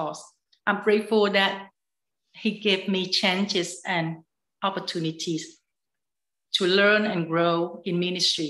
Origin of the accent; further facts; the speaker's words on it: Vietnam; My home country is Vietnam